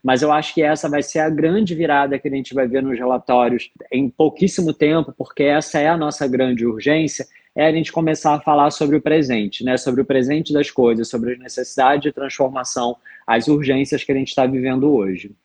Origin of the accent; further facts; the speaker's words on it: Rio de Janeiro, Brazil; eu sou carioca